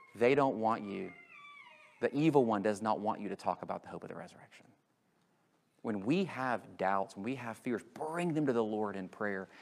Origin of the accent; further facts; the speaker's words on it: United States; I'm in America and I grew up going to this Christian school and I grew up going to this evangelical church.